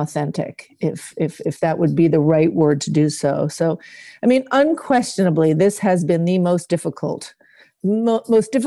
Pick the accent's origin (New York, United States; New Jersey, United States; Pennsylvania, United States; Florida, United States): New York, United States; New York City; I grew up in Manhattan